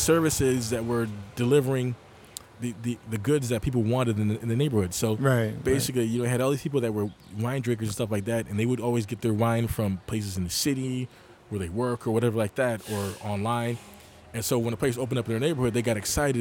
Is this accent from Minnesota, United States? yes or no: no; Rochester, New York, United States; moved away as an adult; also born or lived in Buffalo, New York / Syracuse, New York; now in New York City, United States; I grew up in Rochester, New York